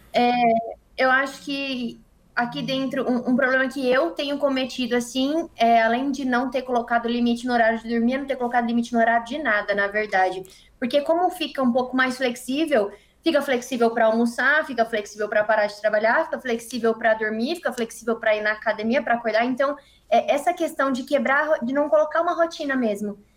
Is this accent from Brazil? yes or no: yes; Ribeirão Preto, São Paulo, Brazil; now in São Paulo, Brazil; Ribeirão Preto